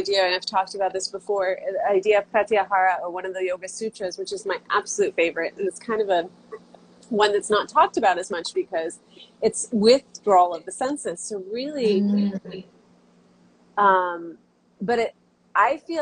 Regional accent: Santa Clara, California, United States; moved away as an adult; also born or lived in Santa Cruz, California; now in Hawaii, United States; I was born and raised in Santa Clara, California

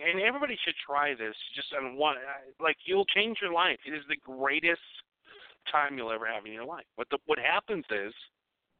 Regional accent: California, United States; I'm a Californian.

